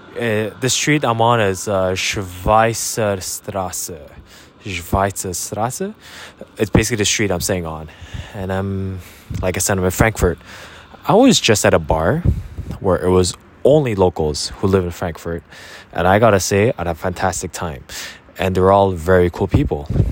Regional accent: Canada; They saw me as a Canadian, but they also saw me as a Korean. And I really appreciated that fact because that's the reality of who I am. I'm a Korean Canadian

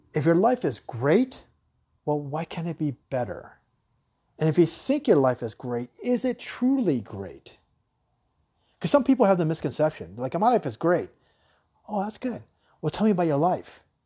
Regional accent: Tucson, Arizona, United States; I grew up in Tucson, Arizona

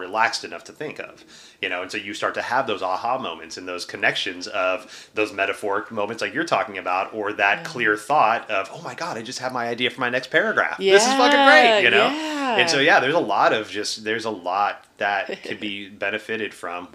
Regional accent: Texas, United States; moved away; also born or lived in Pacific Northwest; I was from Texas

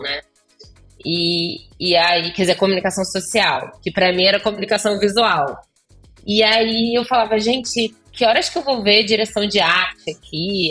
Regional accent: Volta Redonda, Rio de Janeiro, Brazil; moved away as an adult; now in Los Angeles, United States; Eu sou de Volta Redonda, do interior do Rio

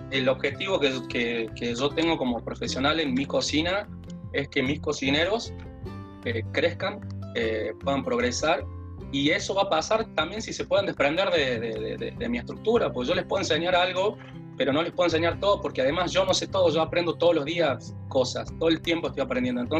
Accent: Salta, Argentina; now in Córdoba, Argentina; yo vine desde Salta, que no conocía eh, a nadie en Córdoba, tenía a mis hermanos acá

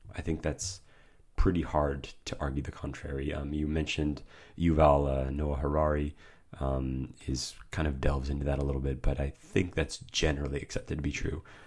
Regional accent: United States; I am American

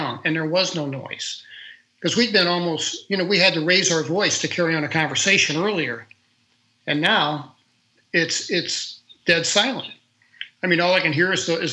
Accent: St. Louis, Missouri, United States; I was from St. Louis, Missouri

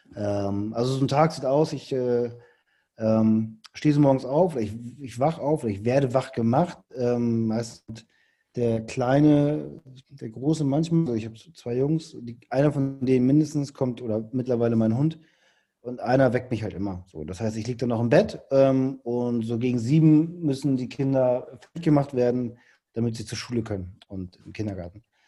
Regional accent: Hamburg, Germany; ich komme aus Hamburg

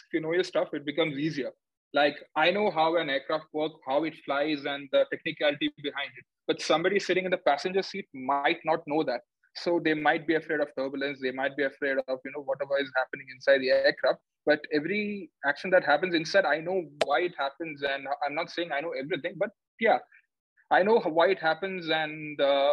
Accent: Kerala, India; moved away; I'm from Kerala

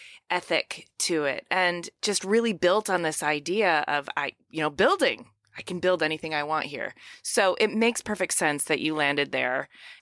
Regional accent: Ypsilanti, Michigan, United States; So I'm from Ypsilanti originally. That's okay. Where I was born and raised, about a half an hour southwest.

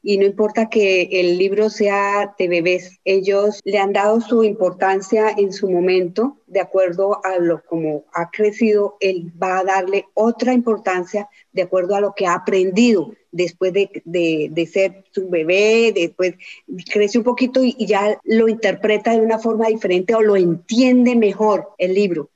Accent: Colombia; Soy colombiana

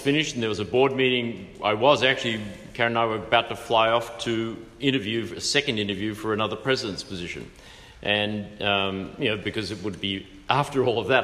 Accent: Australia; now in United States; I was born and raised in Australia.

